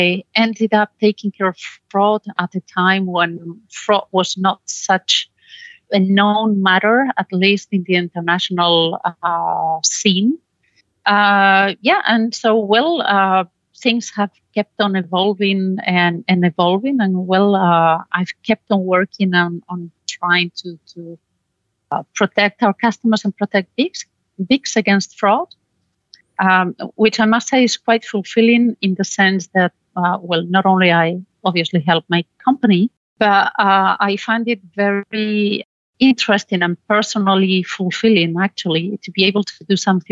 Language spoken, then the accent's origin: English; Spain; moved away as an adult; now in Belgium; I'm originally from Spain.